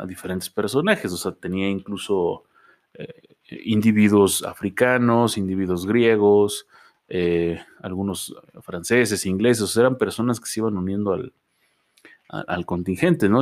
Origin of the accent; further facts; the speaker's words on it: Mexico; nosotros como mexicanos